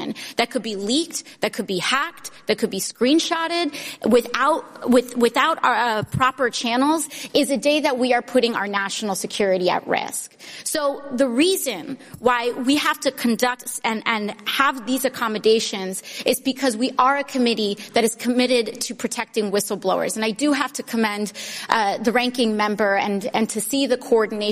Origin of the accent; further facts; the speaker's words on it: New York, United States; as a New Yorker